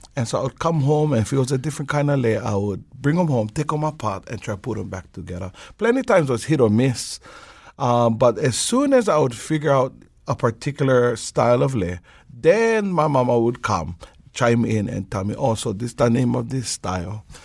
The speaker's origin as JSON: {"language": "English", "region": "Hawaii Island", "country": "United States", "moved": "yes", "lives_now": "Oahu, United States", "said": "I live out here on the island of Oahu. I'm originally from Hawaii Island."}